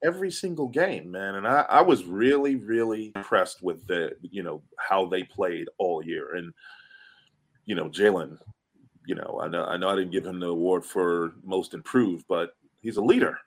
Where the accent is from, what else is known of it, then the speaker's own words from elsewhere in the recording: Philadelphia, Pennsylvania, United States; I grew up in Philly